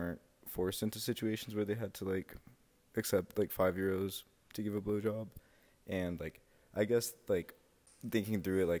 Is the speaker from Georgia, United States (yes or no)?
yes; Kennesaw, Georgia, United States; I'm from Kennesaw, Georgia.